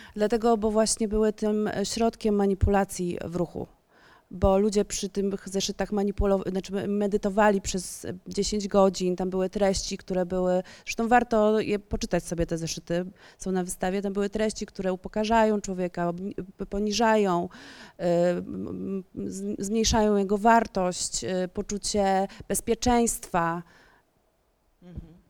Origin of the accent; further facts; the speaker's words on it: Warsaw, Masovian Voivodeship, Poland; wychowywałam się na Ursnowie w Warszawie